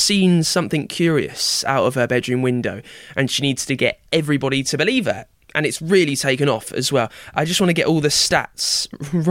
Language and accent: English; United Kingdom; the Britishness in me